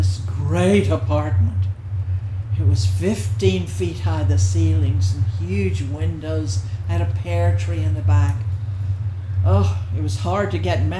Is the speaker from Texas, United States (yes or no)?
yes; Texas, United States; moved away as an adult; also born or lived in England / Greenwich Village, New York; I'm from Texas